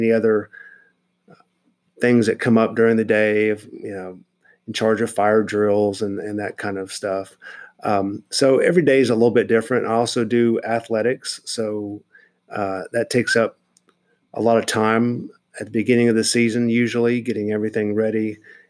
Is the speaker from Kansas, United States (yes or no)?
yes; Wichita, Kansas, United States; moved away; growing up in Kansas